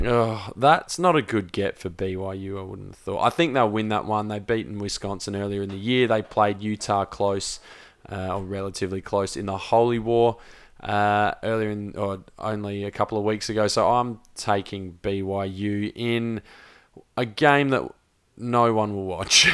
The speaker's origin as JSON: {"language": "English", "region": "South Australia", "country": "Australia", "tie": "born or raised there", "said": "we're South Australian born"}